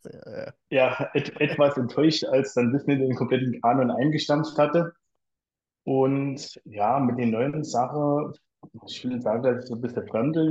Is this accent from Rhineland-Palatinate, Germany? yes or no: yes; near Kaiserslautern, Rhineland-Palatinate, Germany; komme aus äh, der schönen Pfalz in der Nähe von Kaiserslautern, also hier direkt ähm, ja, so Nachbarort von Ramstein-Bielenbach